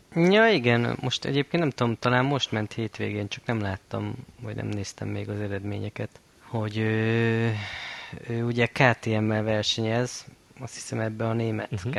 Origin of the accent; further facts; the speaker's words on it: Balassagyarmat, Nógrád, Hungary; hetvenötbe születtem, Balassa Gyarmaton